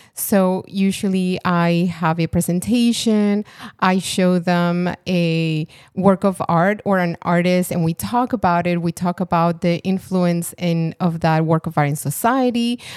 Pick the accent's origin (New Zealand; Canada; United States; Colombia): Colombia; moved away; I'm from Colombia